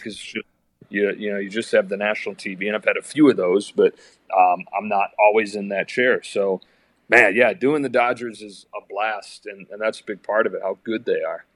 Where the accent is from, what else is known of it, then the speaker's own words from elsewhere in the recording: Michigan, United States; moved away; I grew up in Michigan